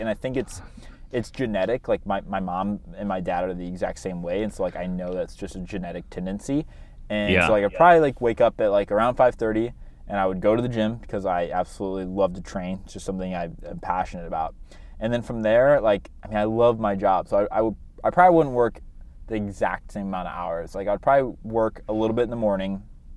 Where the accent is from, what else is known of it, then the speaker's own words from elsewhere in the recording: Midwest, United States; I'm from the Midwest